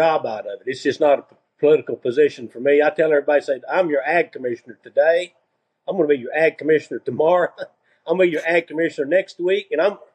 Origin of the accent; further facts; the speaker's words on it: De Leon, Texas, United States; we grew up there in the country. We didn't have a telephone. We built our own phone line into town. That's how far out